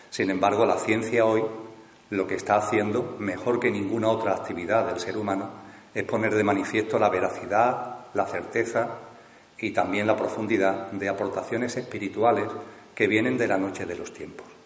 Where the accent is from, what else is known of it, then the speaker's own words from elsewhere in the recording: Seville, Andalusia, Spain; ahora pues nuevamente tengo la oportunidad de compartir con el círculo aquí en mi tierra, aquí en Sevilla